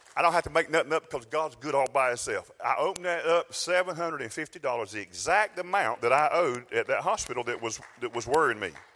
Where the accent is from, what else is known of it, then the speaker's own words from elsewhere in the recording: South Georgia, United States; I'm from South Georgia